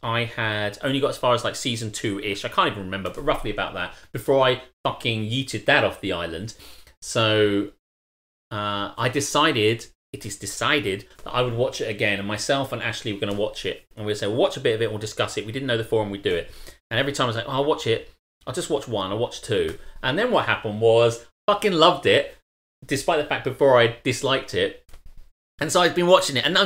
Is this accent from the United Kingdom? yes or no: yes; United Kingdom; as a British person